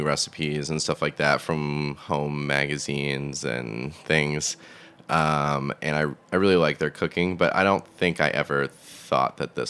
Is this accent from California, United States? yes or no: no; Massachusetts, United States; I grew up in Massachusetts, like 30 minutes south of Boston, in the suburbs.